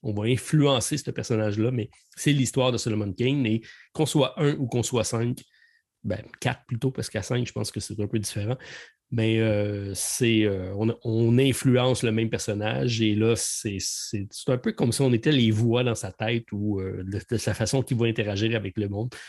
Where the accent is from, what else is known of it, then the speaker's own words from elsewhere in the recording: Quebec, Canada; on est québécois